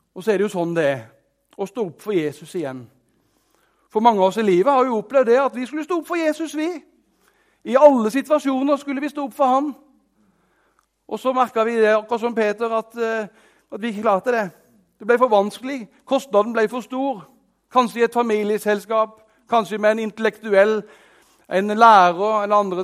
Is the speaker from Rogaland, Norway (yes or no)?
no; Arendal, Agder, Norway; jeg er fra Arendal, så jeg har veldig rær dialekt